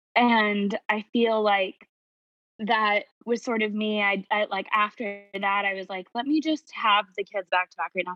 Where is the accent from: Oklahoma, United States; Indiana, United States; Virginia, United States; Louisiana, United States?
Indiana, United States; moved away as an adult; also born or lived in New York; I never expected moving back to my hometown.